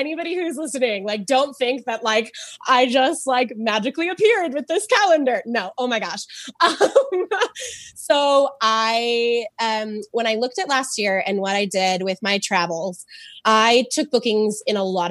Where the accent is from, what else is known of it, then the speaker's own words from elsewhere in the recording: United States; I grew up in Lake Tahoe